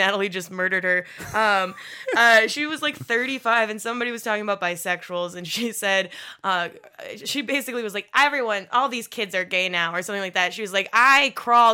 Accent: Upper Michigan, United States; moved away; I'm from Upper Michigan

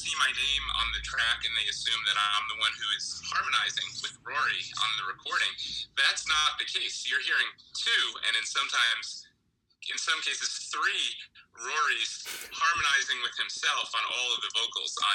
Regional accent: New Jersey, United States; I grew up in New Jersey

